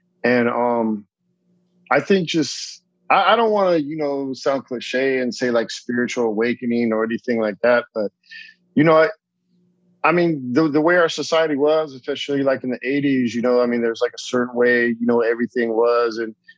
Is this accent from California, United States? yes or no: yes; California, United States; So I grew up, you know, born and raised in Southern California, except for my time overseas.